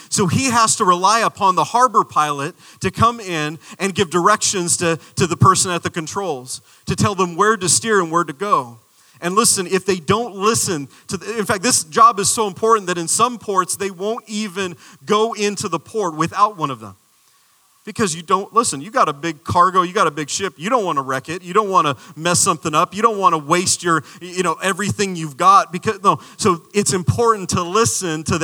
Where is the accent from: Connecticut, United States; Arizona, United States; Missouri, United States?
Arizona, United States; I'm from the desert. I'm a desert boy. I'm from Arizona.